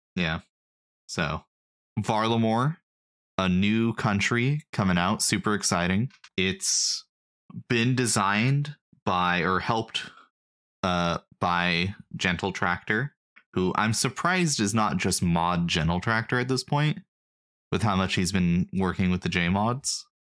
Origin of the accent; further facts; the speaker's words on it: United States; I'm an American